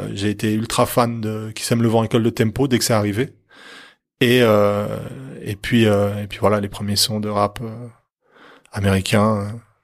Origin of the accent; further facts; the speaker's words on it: Lancy, Geneva, Switzerland; also born or lived in Onex; Je suis né à Lancy mais j'ai traîné à Honnay